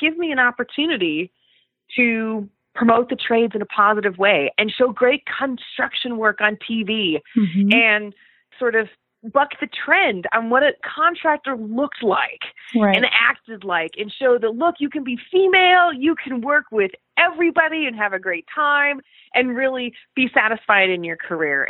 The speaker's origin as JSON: {"language": "English", "region": "Colorado", "country": "United States", "moved": "as an adult", "said": "I'm from Colorado"}